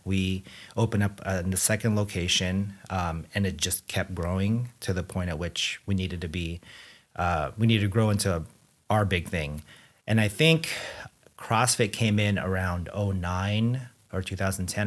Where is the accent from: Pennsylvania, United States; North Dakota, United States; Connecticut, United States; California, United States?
California, United States; Anaheim; also born or lived in Philippines / Chicago; moved here to So-, Southern California, where I pretty much, you know, grew up, um, in Anaheim.